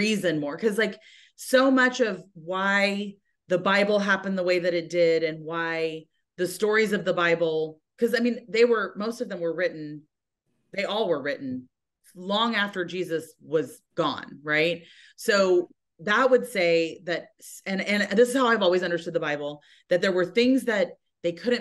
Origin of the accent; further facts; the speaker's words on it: United States; I'm an American